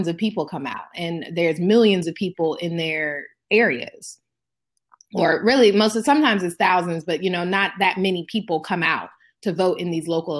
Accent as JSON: {"language": "English", "region": "Maryland", "country": "United States", "tie": "born or raised there", "also_born_or_lived": "Atlanta, Georgia", "said": "my home state of Maryland"}